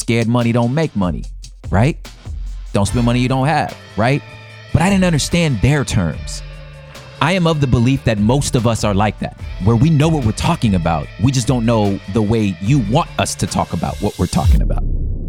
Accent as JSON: {"language": "English", "town": "Los Angeles", "region": "California", "country": "United States", "said": "I'm from South Central Los Angeles. I moved all over the LA surrounding areas"}